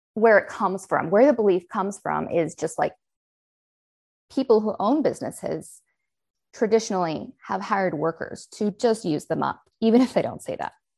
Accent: United States; accent: American; also born or lived in Los Angeles, California; I'm the only American accent

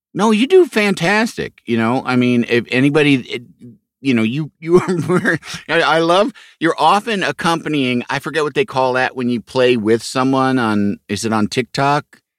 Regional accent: Chicago, Illinois, United States; moved away; I grew up in Chicago

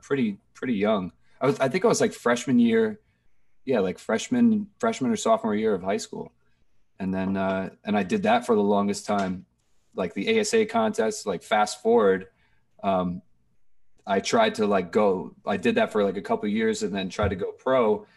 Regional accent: New Jersey, United States; born or raised there

